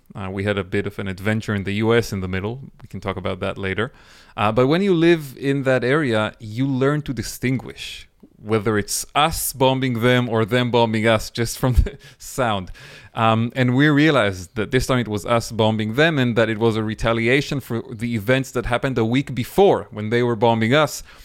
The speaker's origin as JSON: {"language": "English", "region": "Northern District", "country": "Israel", "tie": "born or raised there", "lives_now": "Nahal Oz, Israel", "said": "I grew up as a child in northern Israel, on the border with Lebanon."}